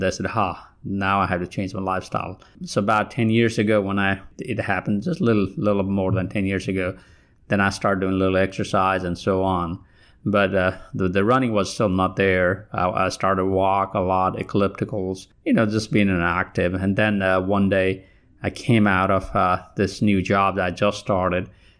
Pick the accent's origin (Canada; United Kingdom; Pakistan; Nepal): Nepal; Kathmandu, Bagmati; moved away as an adult; now in Alabama, United States; I come from Kathmandu, Nepal. I was not a runner while I was there. A lot of you think that I have an advantage from being from Nepal.